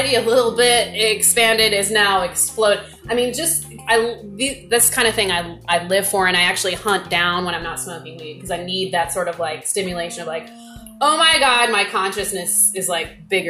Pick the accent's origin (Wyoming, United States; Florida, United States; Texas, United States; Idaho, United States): Texas, United States; I'm from Texas.